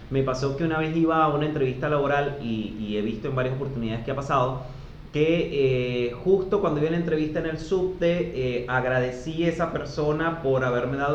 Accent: Venezuela; now in Argentina; somos como, como, la marca Venezuela. Ay, es venezolano, venezolano. Gracias a Dios acá en Argentina nos han tratado muy bien.

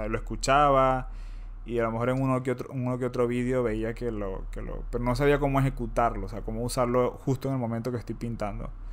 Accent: Venezuela; now in Spain; yo soy venezolano

